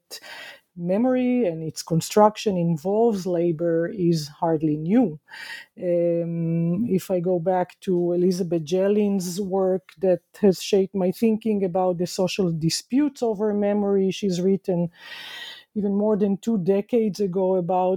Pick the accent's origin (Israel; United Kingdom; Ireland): Israel; moved away as an adult; growing up in Israel in the 1970s and 1980s